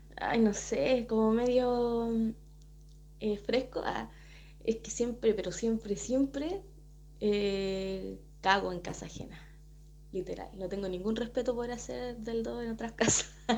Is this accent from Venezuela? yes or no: no; Chile